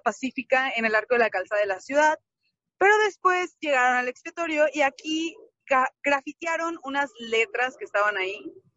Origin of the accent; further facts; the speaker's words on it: León, Guanajuato, Mexico; moved away; no estoy en León, pero soy de León y estuve cuando sucedieron los hechos